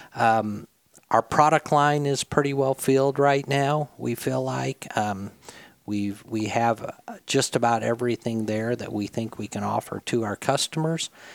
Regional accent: Midwest, United States; now in Jonesboro, Arkansas, United States; I grew up in the Midwest on a um, family farm up there.

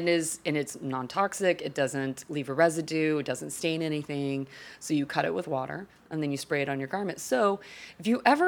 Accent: Austin, Texas, United States; being a Texan myself, born in Austin

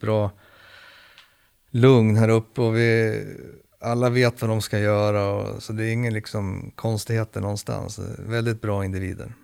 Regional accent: Sweden; also born or lived in Södertälje; oss svenskar

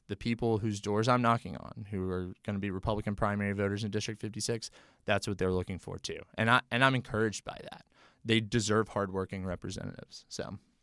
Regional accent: Memphis, Tennessee, United States; moved away as an adult; now in Nashville, United States; I'm a native Tennessean, born and raised in Memphis

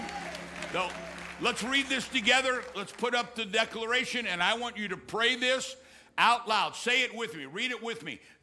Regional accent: Missouri, United States; now in Texas, United States; I grew up in Missouri, and we lived on the Mississippi River

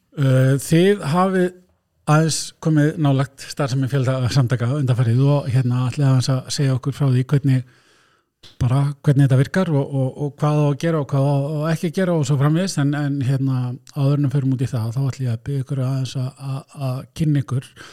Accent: Blönduós, Northwestern Region, Iceland; ég er nú frá Blöndus

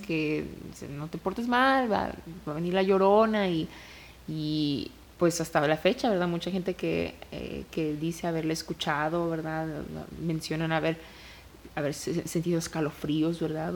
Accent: Mexico; como mexicana

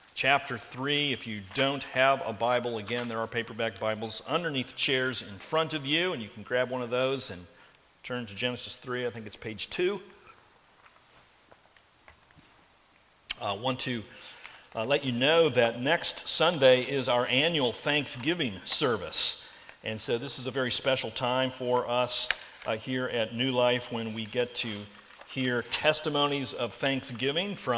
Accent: Carmel, Indiana, United States; I grew up in Carmel, Indiana, and lived in the same house through my elementary years and junior high years, and high school years, and college years.

